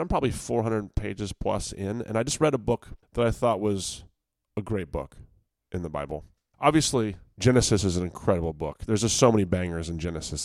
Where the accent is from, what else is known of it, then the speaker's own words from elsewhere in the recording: Virginia, United States; I'm from Virginia